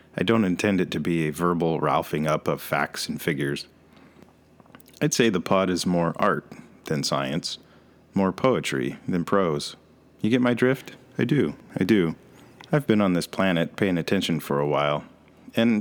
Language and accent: English; Alaska, United States; also born or lived in Washington; I'm a human male who was born in Washington and now live in Alaska